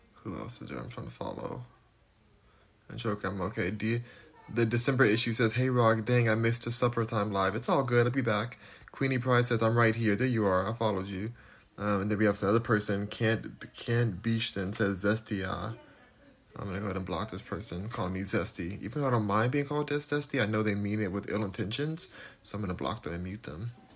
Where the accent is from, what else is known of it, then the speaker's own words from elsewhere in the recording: United States; I'm American